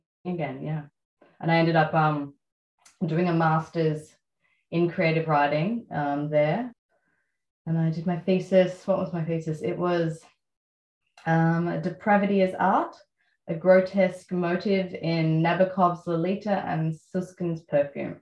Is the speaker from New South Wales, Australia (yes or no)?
no; Melbourne, Victoria, Australia; Growing up in Melbourne. So I grew up in South Yarra